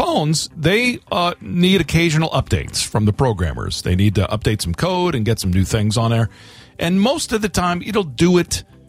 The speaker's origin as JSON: {"language": "English", "region": "Florida", "country": "United States", "tie": "born or raised there", "said": "growing up in Florida"}